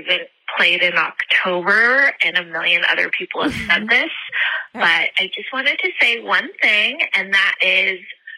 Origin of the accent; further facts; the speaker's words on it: South Carolina, United States; We have a local pizza place called Carolina Pizza. I'm from South Carolina.